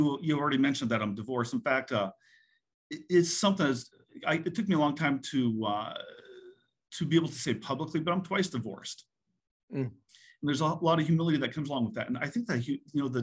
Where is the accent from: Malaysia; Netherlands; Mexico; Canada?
Canada; moved away as an adult; now in United States; I was born and raised in Canada, moved to the US for college.